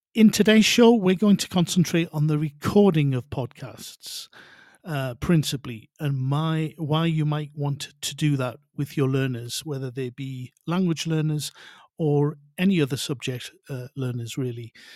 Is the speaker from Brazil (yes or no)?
no; North Shields, North East England, United Kingdom; also born or lived in Spain; now in Mexico City, Mexico; although I'm originally from North Shields in the northeast of England, I now live and work in the very lively Mexico City